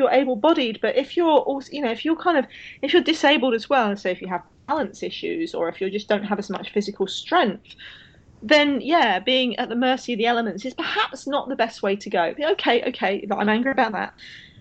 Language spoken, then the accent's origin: English; United Kingdom; as a Brit